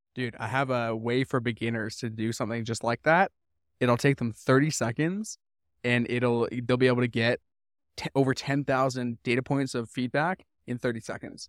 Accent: Vancouver, British Columbia, Canada; I grew up in Vancouver. I spent twenty-four years there.

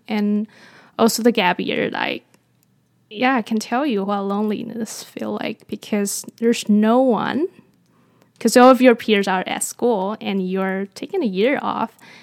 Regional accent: Taiwan; moved away; I was born in Taiwan, and I grew up in Taiwan.

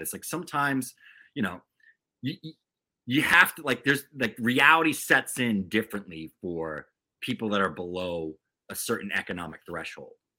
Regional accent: Taunton, Massachusetts, United States; I grew up in Taunton, Massachusetts, sort of, you know, southeastern Mass

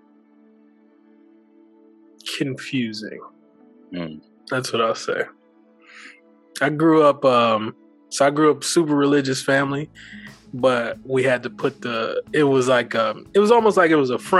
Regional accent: Toledo, Ohio, United States; also born or lived in Kentucky / Columbus, Ohio; Shortly after that, moved to Toledo, Ohio

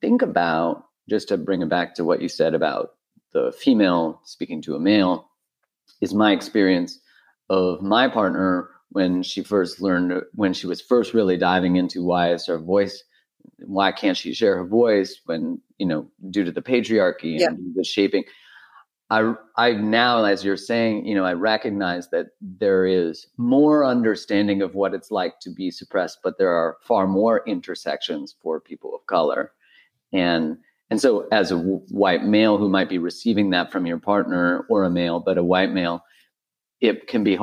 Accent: Canada; I'm Canadian

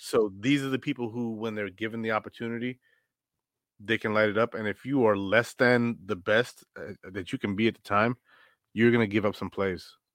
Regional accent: Rochester, New York, United States; I'm from Rochester

